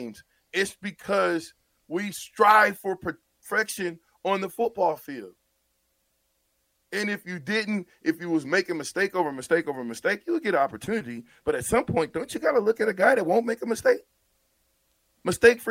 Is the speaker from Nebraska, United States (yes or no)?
yes; Omaha, Nebraska, United States; my hometown, Omaha